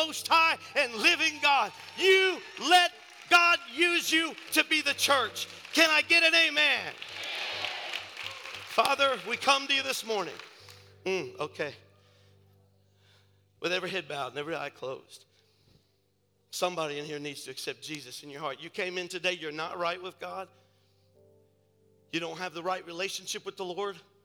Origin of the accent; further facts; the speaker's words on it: north of Cincinnati, Ohio, United States; I'm from up north of Cincinnati.